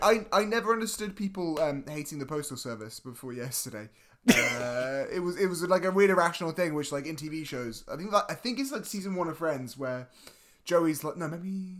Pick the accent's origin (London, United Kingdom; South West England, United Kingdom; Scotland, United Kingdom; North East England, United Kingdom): Scotland, United Kingdom; my people, and of course my people being the Scottish